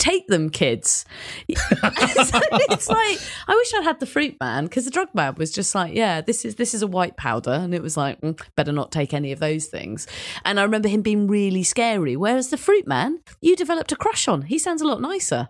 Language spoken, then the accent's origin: English; London, United Kingdom; my world of being a Londoner